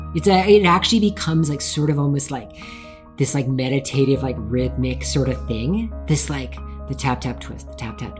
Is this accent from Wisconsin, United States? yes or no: no; Tacoma, Washington, United States; I grew up in Tacoma, Washington